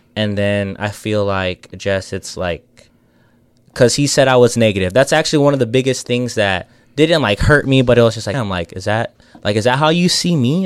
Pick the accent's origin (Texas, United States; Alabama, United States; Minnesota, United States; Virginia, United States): Texas, United States; San Antonio; we're all from San Antonio